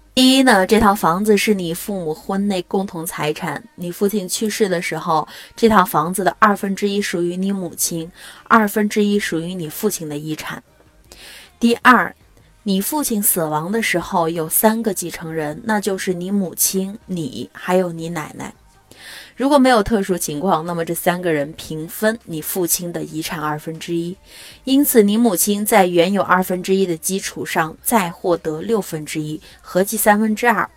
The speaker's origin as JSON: {"language": "Chinese", "country": "China", "said": "我们中国人总是认为，立遗嘱不吉利"}